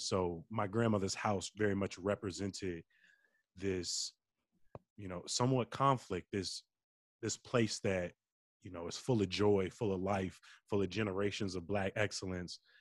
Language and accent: English; Chicago, Illinois, United States; growing up on the South Side, my relationship with my grandmother